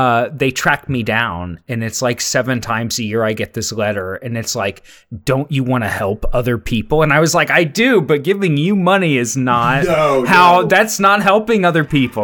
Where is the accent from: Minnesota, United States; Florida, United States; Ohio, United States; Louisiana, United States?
Ohio, United States; Cincinnati; moved away as an adult; I grew up in Cincinnati.